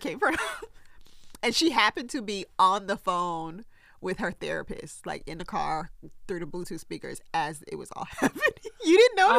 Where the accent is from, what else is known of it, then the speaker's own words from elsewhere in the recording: the South, United States; I grew up in the South